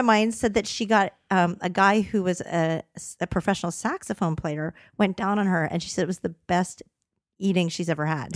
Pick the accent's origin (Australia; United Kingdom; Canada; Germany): Canada; moved away; I grew up in Canada